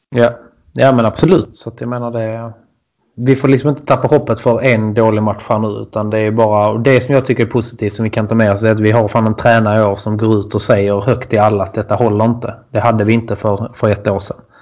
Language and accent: Swedish; Bjärred, Skåne, Sweden; Jag är från Bjärred också